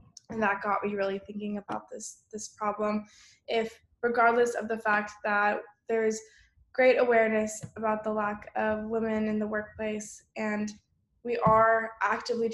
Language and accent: English; Bay Area, California, United States; growing up in the Bay Area